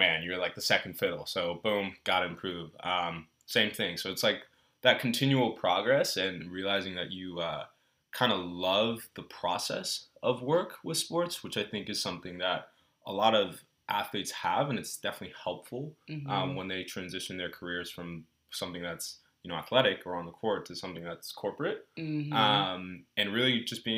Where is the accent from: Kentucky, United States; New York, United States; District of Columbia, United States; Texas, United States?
Texas, United States; also born or lived in Belgium; Moved to Texas and was in Texas from second grade till I graduated high school.